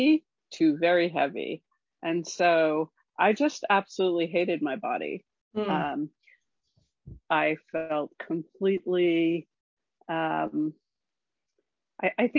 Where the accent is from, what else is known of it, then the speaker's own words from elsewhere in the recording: Scarsdale, New York, United States; moved away as an adult; now in Oregon, United States; I'm from Scarsdale